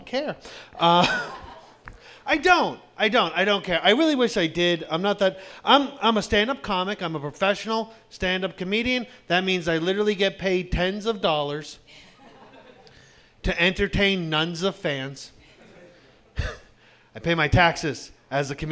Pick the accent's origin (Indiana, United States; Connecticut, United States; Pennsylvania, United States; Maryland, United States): Pennsylvania, United States; Pittsburgh; I'm from Pittsburgh.